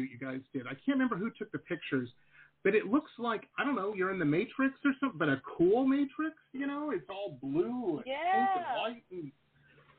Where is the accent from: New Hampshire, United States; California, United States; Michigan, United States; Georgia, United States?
Michigan, United States; Detroit; when I was growing up in Detroit